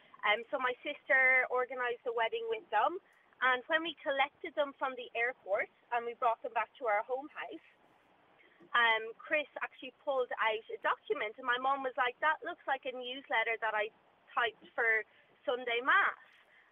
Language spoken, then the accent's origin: English; Ireland; obviously I'm Irish